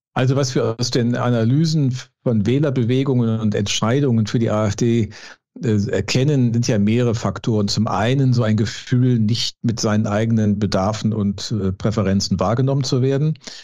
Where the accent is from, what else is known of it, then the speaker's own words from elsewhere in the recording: Düsseldorf, North Rhine-Westphalia, Germany; also born or lived in Cologne; als gebürtiger Düsseldorfer